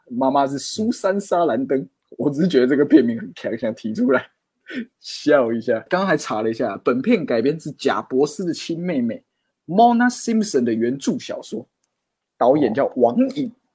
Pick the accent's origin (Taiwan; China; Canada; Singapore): Taiwan; Tainan; 我是台南人